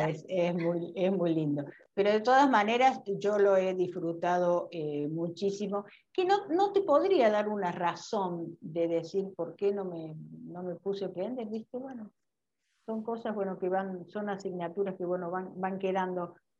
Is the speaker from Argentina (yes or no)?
yes; Córdoba, Argentina; moved away; en mi, en mi, ciudad, en Córdoba, de donde yo soy